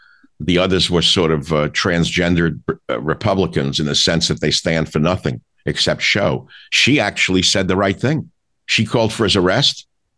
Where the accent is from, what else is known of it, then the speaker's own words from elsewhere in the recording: New York City, New York, United States; I'm from Queens, New York, where Donald Trump grew up, just on the other side of Union Turnpike.